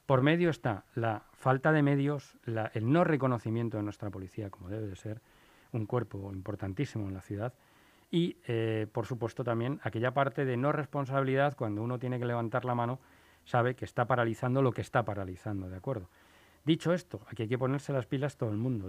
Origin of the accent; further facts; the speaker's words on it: Spain; en mi país